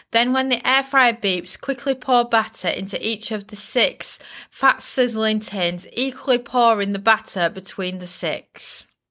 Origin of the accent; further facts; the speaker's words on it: Bridlington, Yorkshire and the Humber, United Kingdom; accent: Yorkshire; I was raised in the East Yorkshire seaside town of Bridlington